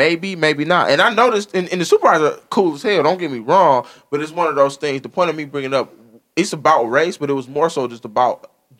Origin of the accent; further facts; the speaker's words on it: Taylor, Michigan, United States; I came from Taylor, Michigan, and I know I went to work.